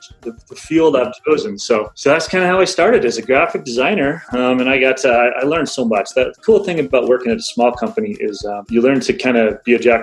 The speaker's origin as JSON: {"language": "English", "region": "Alaska", "country": "United States", "tie": "born or raised there", "said": "I was born and raised in Alaska"}